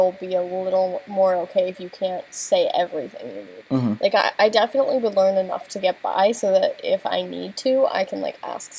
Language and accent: English; United States; as an American